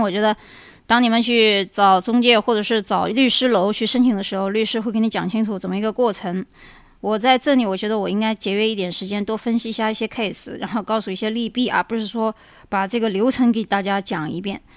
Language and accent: Chinese; China; moved away; also born or lived in United States; 我们中国人